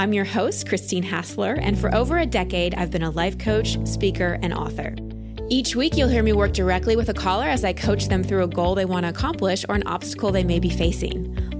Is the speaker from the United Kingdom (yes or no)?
no; Dallas, Texas, United States; It's actually my hometown. I've just lost the accent over time. We moved to Dallas when I was like 2 years old, so I've always called Texas home.